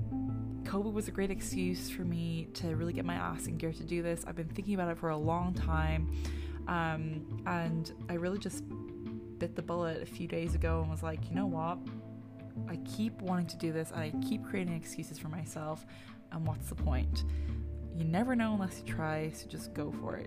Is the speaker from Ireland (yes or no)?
yes; Ireland; growing up in Ireland